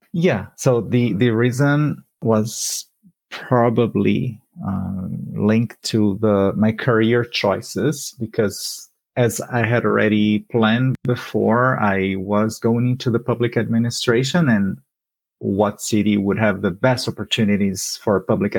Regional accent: Brazil; moved away as an adult; now in Canada; I lived in a big city, which was 2 million people in my hometown. And that was the environment where I grew up

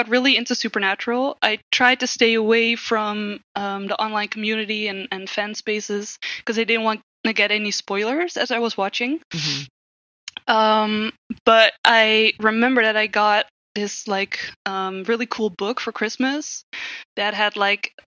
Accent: Netherlands; I'm from the Netherlands, which is in Europe

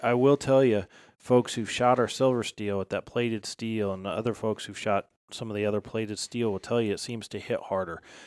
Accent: Midwest, United States; moved away as an adult; now in West Virginia, United States; I grew up here in the Midwest hunting puddle ducks

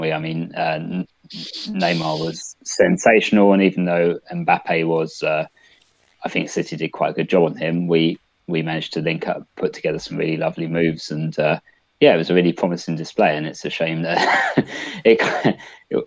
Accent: England, United Kingdom; as a English football fan

